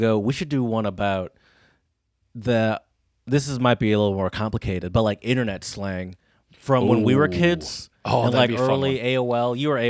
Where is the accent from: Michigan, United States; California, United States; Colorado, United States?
Michigan, United States; Granted, though, I grew up in Michigan. Like, my sort of late teen years were in Michigan as a car owner.